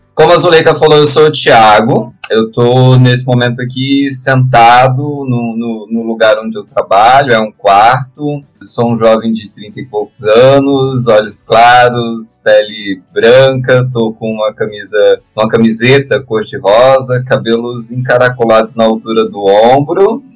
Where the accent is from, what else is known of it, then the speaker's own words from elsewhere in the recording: Maringá, Paraná, Brazil; moved away as an adult; also born or lived in Guarapuava; now in Curitiba, Brazil; não nasci em Maringá, mas mudei para Maringá muito, muito no início da adolescência, com 12 anos, e, e fiquei em Maringá até uns 20, 28, 29